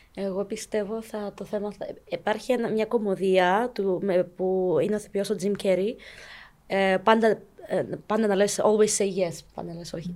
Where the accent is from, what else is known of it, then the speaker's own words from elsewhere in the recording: Cyprus; also born or lived in Ukraine; 18 χρόνια και ήρθα από Ουκρανία. Οπότε μεγάλωσα εδώ στην Κύπρο